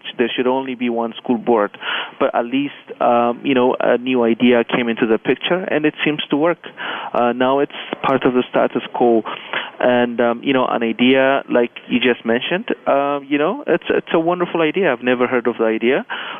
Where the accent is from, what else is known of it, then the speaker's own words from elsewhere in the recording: Canada; But as a Canadian, you know, I reflected on it